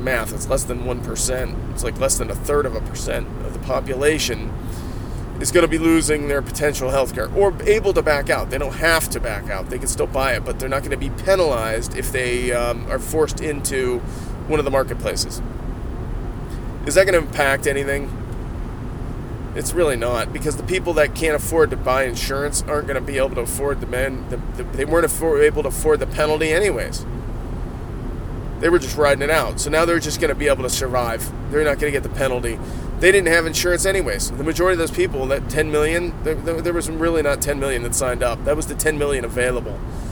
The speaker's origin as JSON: {"language": "English", "region": "Ohio", "country": "United States", "said": "I'm from Ohio."}